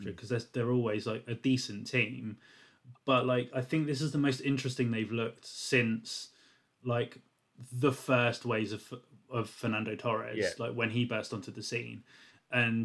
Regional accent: England, United Kingdom; us being English

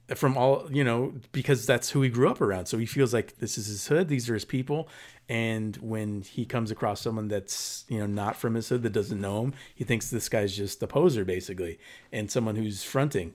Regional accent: Paramount, California, United States; moved away; when I grew up in the nineties there, it was, um, the highest, or one of the highest, um, violent crime in, in, uh, spots in the entire Southern California

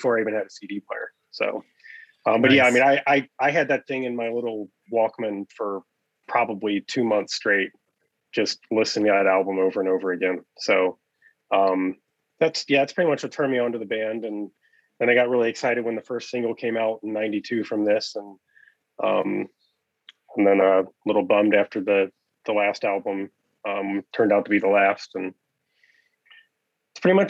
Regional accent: Cincinnati, Ohio, United States; I live north of Cincinnati, but I grew up in Cincinnati.

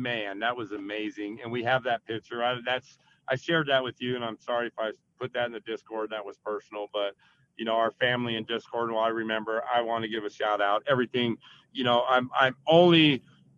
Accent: Las Vegas, Nevada, United States; I'm from Vegas

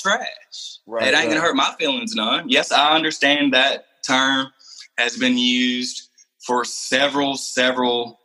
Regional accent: the South, United States; I was born and raised in the South

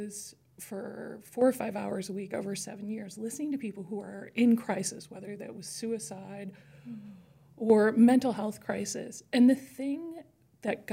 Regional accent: Chicago, Illinois, United States; I grew up in Chicago, and I was raised by parents

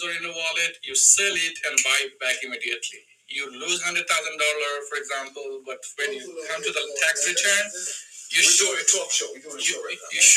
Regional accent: Bangladesh; now in United States; I'm from Bangladesh

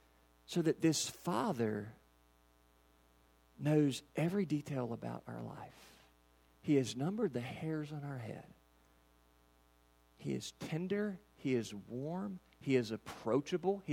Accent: Kentucky, United States; We're from Katy's, Kentucky.

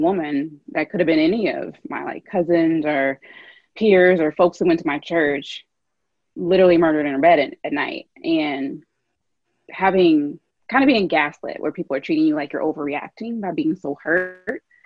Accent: Louisville, Kentucky, United States; moved away; I grew up in Louisville

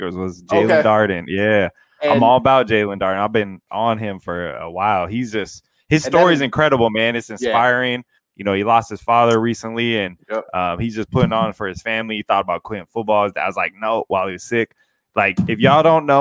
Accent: Seattle, Washington, United States; now in Canada; I'm from the Seattle area, so I live in Canada now.

